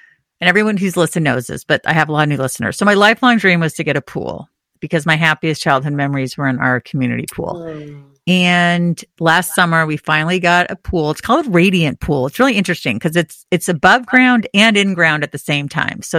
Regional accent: California, United States; moved away as an adult; now in New England, United States; growing up in California and now living somewhere where it's cold like 9 months out of the year

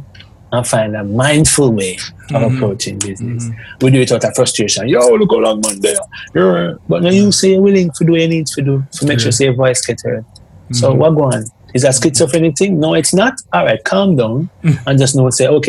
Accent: Jamaica; Jamaican people

